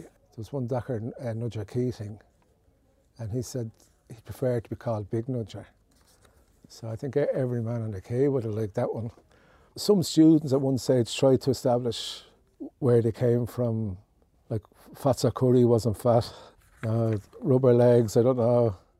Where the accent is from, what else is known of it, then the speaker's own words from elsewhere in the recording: Dublin, Leinster, Ireland; I came from Orchard Road in Ballybock.